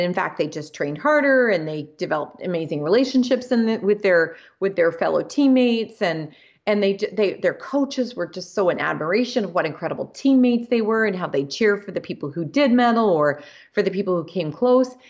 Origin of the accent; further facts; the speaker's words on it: Canada; so I'm Canadian